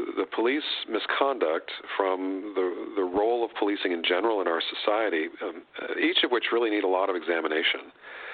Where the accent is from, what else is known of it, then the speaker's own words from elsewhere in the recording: New England, United States; moved away; I grew up in New England